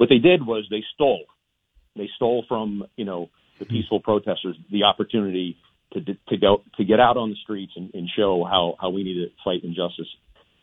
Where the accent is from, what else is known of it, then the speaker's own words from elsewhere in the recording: Pittsburgh, Pennsylvania, United States; I'm from South Oakland